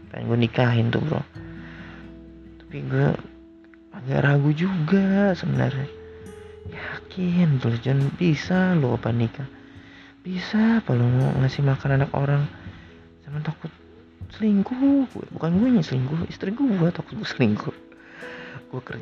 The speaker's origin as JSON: {"language": "Indonesian", "region": "North Sumatra", "country": "Indonesia", "said": "Gue itu kan orang Batak ya Jadi nggak bisa gitu nikah Dengan segampang itu"}